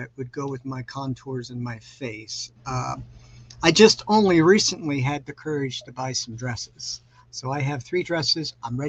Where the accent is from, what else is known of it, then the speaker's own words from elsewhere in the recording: Los Angeles, California, United States; now in Kansas City, United States; Well, I currently live in Kansas City. I am originally from Los Angeles. I am a California native.